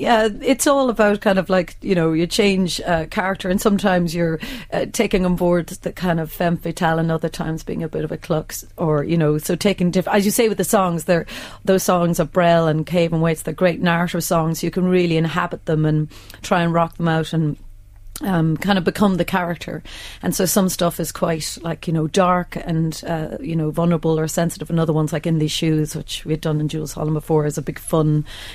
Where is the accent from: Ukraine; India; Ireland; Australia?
Ireland; I'm Irish